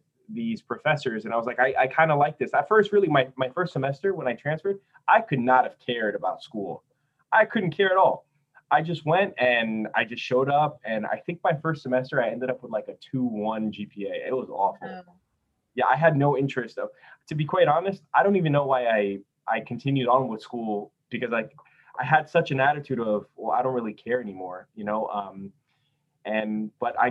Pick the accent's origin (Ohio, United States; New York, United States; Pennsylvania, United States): New York, United States; Port Chester; also born or lived in Brazil; I live in Porchester, New York